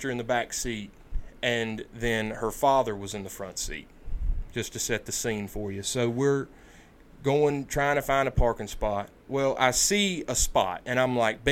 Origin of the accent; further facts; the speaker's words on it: United States; I'm an American